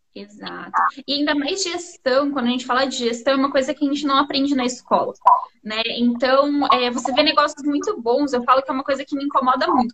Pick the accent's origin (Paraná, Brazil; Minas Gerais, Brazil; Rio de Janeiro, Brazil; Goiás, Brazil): Paraná, Brazil; Londrina; moved away as an adult; now in Pato Branco, Brazil; eu sou de Londrina, a gente se mudou para cá recentemente. Recentemente não, já faz três anos.